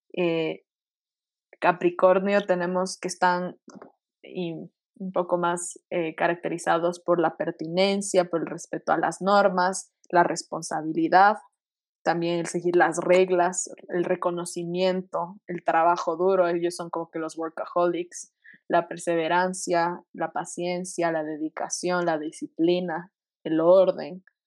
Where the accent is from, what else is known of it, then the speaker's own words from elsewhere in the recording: Quito, Pichincha, Ecuador; todos somos de aquí de Quito